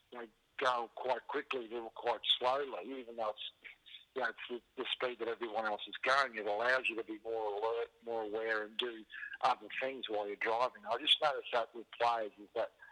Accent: Queensland, Australia; as a Queenslander

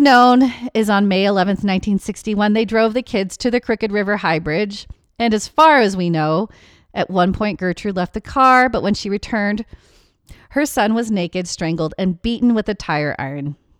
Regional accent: Washington, United States; my home state

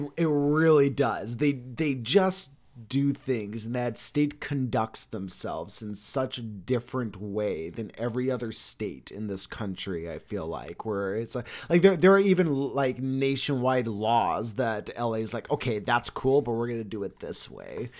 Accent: Arizona, United States; also born or lived in Los Angeles, California; told people I was from Arizona

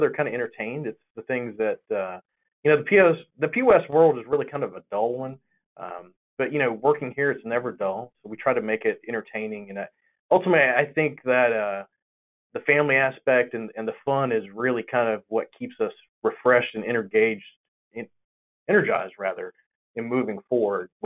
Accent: Gulf Coast of Florida, Alabama, the South, United States; moved away; And I'm originally from the South. I'm from Gulf Coast of Florida, Alabama

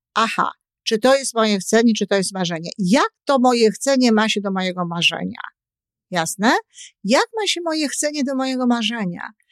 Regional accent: Poland; ja się wychowywałam w okresie PRL-u

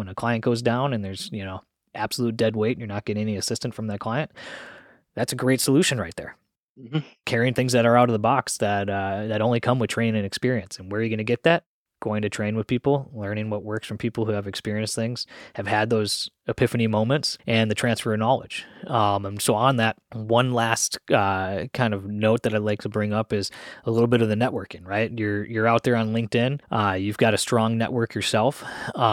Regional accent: Minnesota, United States; moved away; Myself growing up in Minnesota

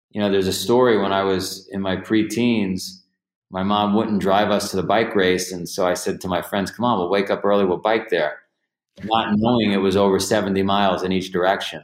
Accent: New York City, New York, United States; I grew up in Ground Zero for Goodfellas, so the Varios lived across the street

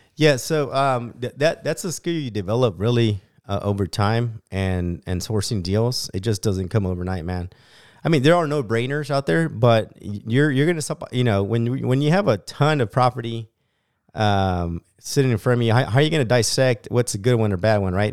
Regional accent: Bakersfield, California, United States; born and raised in Bakersfield, California

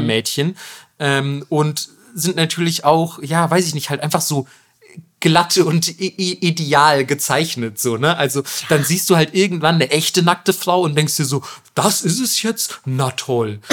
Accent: Germany; bei uns in Deutschland

